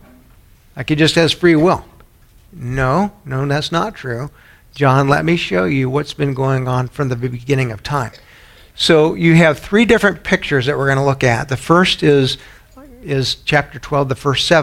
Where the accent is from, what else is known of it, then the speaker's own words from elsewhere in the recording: San Antonio, Texas, United States; moved away; where I grew up in San Antonio